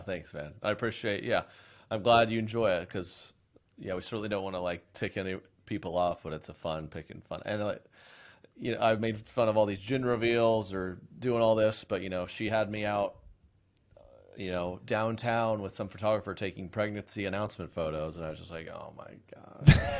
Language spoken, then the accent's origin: English; Oklahoma, United States; moved away; I was born and raised in Oklahoma